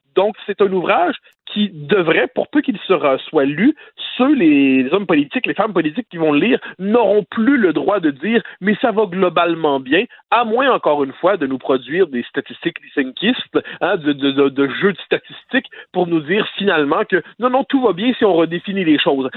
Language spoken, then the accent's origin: French; Quebec, Canada